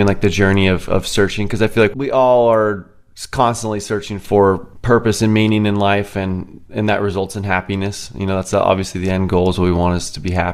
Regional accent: Orange County, California, United States; moved away as an adult; now in Tennessee, United States; I grew up in Orange County my entire life and recently moved to Tennessee about a year and a half ago

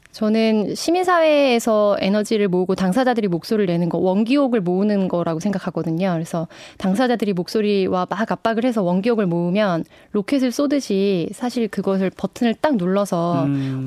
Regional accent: Namwon, North Jeolla, South Korea; 제 고향이 전라북도 남원인데요

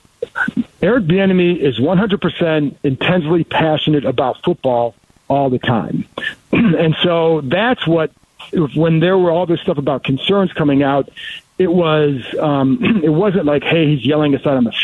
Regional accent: Cleveland, Ohio, United States; moved away; I grew up in Cleveland

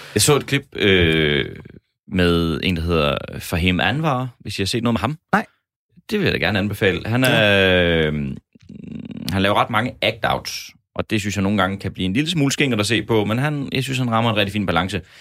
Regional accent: Horsens, Central Denmark Region, Denmark; i min hjemby Horsens

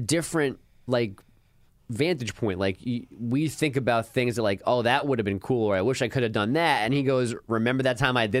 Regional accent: Bogota, New Jersey, United States; I'm from Bogota, New Jersey.

